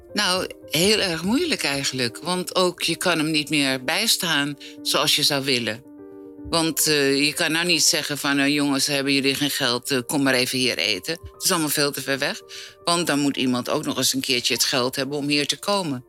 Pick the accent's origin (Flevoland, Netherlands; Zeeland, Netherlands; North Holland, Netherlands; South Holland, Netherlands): North Holland, Netherlands; Amsterdam; Daar heb ik dus gewoond als kind